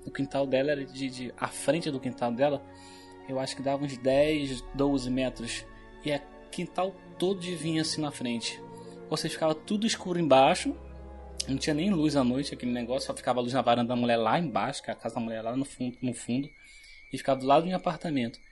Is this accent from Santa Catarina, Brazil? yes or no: no; Rio de Janeiro, Brazil; Eu cresci aqui na, na Animadores, lá, aqui em Bangu mesmo